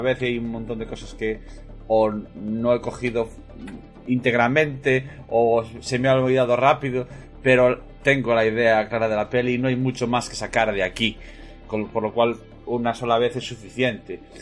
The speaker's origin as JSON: {"language": "Spanish", "town": "Moaña", "region": "Galicia", "country": "Spain", "said": "yo soy de Moaña"}